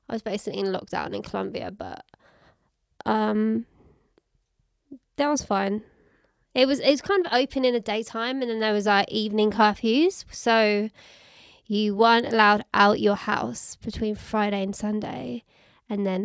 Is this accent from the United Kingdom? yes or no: yes; Birmingham, West Midlands, United Kingdom; now in London, United Kingdom; I'm from Birmingham